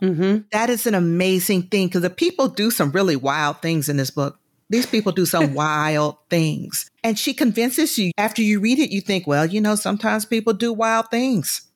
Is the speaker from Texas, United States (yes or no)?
no; Atlanta, Georgia, United States; moved away as an adult; also born or lived in New York; I'm from Atlanta, I am a Georgia peach